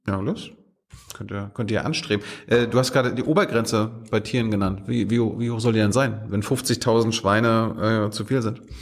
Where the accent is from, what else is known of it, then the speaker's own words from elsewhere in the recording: Malchin, Mecklenburg-Vorpommern, Germany; ich komme aus Malchin